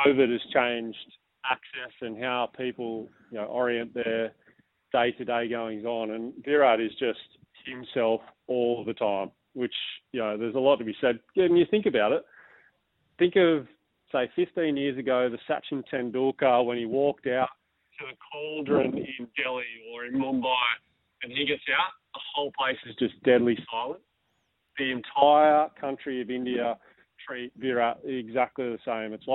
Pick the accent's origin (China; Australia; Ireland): Australia; as an Australian